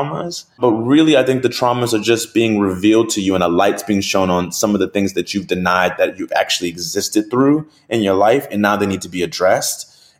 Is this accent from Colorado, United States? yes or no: no; New Orleans, Louisiana, United States; My life, I'm from New Orleans. I eat crawfish. I eat red beans every Monday.